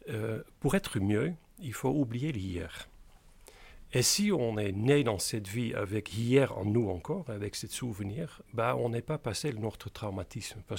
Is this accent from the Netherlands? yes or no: yes; Capelle aan den IJssel, South Holland, Netherlands; born there; French is a second language; né dans une petite euh, banlieue de Rotterdam qui s'appelle Capelle aan de IJssel.